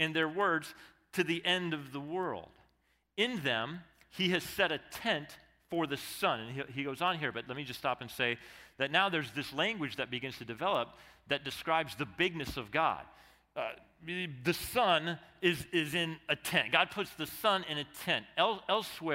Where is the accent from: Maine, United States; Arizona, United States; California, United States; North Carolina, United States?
Arizona, United States; one of the things I love about growing up in Arizona